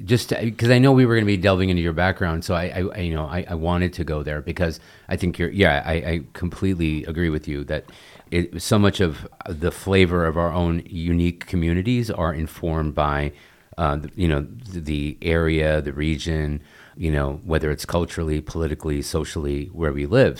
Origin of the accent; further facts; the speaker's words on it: United States; also born or lived in India; born and raised in the United States